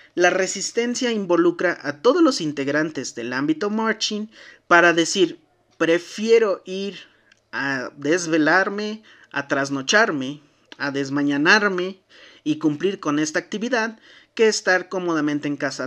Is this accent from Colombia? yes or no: no; Mexico; como buenos mexicanos, nos sentábamos